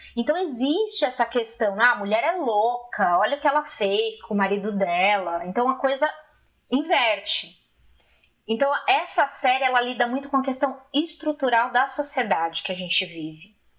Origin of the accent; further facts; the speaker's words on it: Brazil; eu sou brasileira